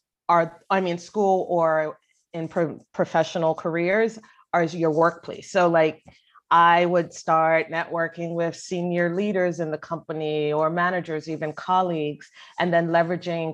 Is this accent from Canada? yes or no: no; Bermuda; moved away as an adult; also born or lived in North Carolina, United States; now in United States; I grew up in Bermuda